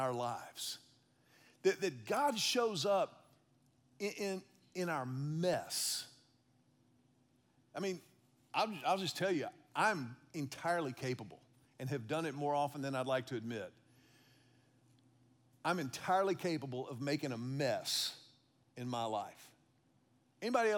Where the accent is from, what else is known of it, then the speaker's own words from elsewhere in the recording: Houston, Texas, United States; I was a kid growing up in Houston